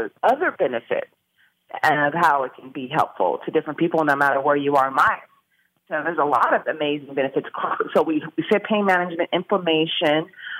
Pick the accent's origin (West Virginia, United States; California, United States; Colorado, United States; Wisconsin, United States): California, United States; I'm from California. Of course, I know all about the legalities there.